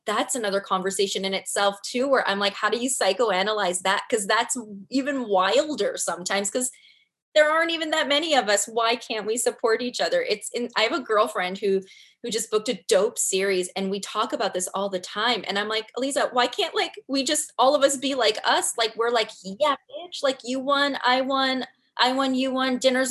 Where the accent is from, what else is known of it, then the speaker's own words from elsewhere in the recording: Canada; Four seasons.